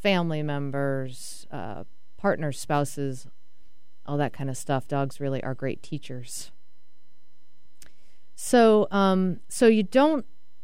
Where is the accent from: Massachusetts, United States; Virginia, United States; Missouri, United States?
Massachusetts, United States; Boston; I'm from Boston.